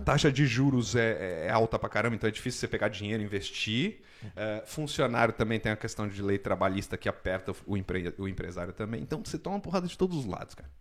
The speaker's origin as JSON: {"language": "Portuguese", "region": "São Paulo", "country": "Brazil", "tie": "born or raised there", "also_born_or_lived": "Vancouver", "moved": "as an adult", "lives_now": "Canada", "said": "eu sou de São Paulo, cresci, nasci cresci em São Paulo até os 30 anos de idade"}